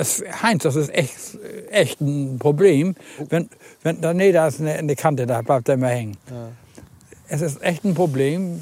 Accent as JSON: {"language": "German", "town": "Husum", "region": "Schleswig-Holstein", "country": "Germany", "tie": "born or raised there", "said": "ich bin ja in Husum groß geworden"}